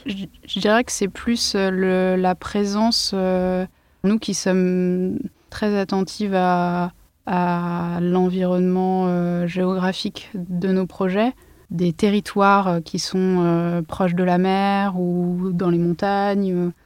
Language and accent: French; Lyon / Ain, Auvergne-Rhône-Alpes, France; moved away as an adult; now in Paris, France; Je suis une lyonnaise, enfin dans l'Ain exactement